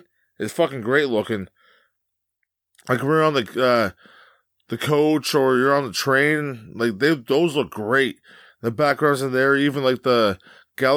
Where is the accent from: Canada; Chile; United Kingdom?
Canada; I'm Canadian.